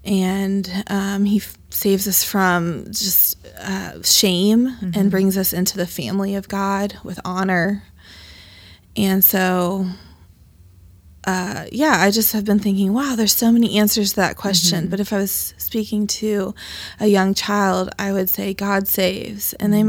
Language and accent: English; Dayton, Ohio, United States; I was brought to Dayton through my mother. I've been born and raised in Dayton, and I have not gone far. I went to the University of Dayton and Wright State University, and I currently live on the west side of Dayton in Dayton View Triangle.